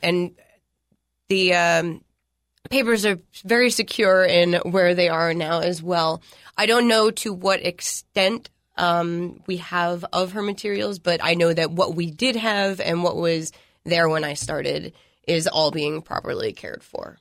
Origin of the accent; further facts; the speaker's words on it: Philadelphia, Pennsylvania, United States; moved away as an adult; also born or lived in Hawaii; now in Tennessee, United States; I'm from the Northeast, uh, Philadelphia, Pennsylvania